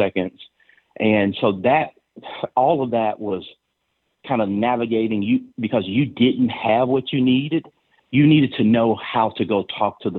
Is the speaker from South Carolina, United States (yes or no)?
no; Stuttgart, Arkansas, United States; I grew up there and product of the public school system in Stuttgart